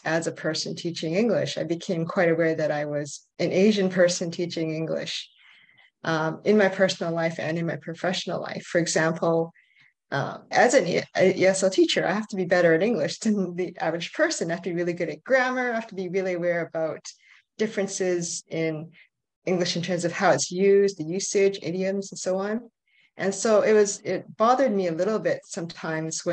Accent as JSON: {"language": "English", "country": "Canada", "tie": "born or raised there", "said": "I'm from Canada. I grew up here."}